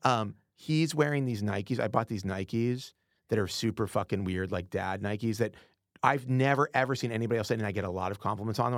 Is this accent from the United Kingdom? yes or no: yes; United Kingdom; we're both British